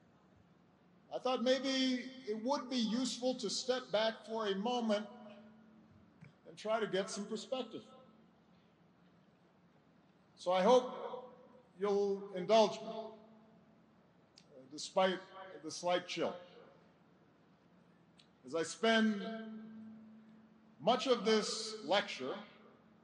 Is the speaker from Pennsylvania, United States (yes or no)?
no; Hawaii, United States; I was born in Hawaii.